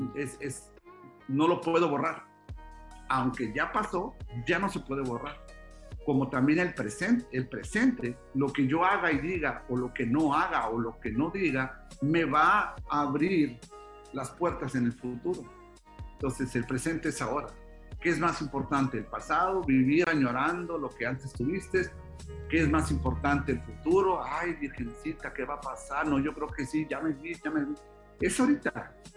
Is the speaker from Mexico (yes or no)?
yes; Mexico; soy mexicano, gano en pesos